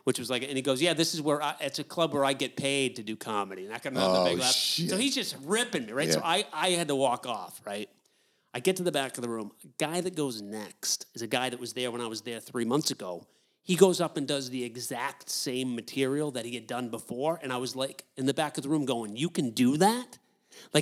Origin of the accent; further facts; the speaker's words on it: United States; also born or lived in New Hampshire / Maine; I'm from New Hampshire and Maine is where I'm from.